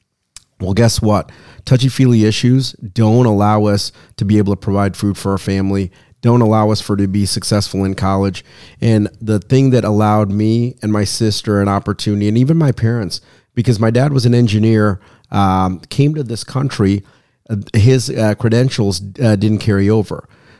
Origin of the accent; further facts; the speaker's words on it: Sri Lanka; now in United States; So I came here from Sri Lanka, which is an island country underneath India. I'm a Tamil and a Catholic. So it's a double negative, double minority, right?